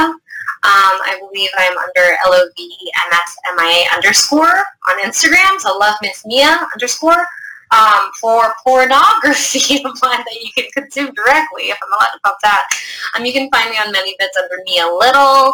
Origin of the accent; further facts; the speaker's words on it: United States; I was born in the States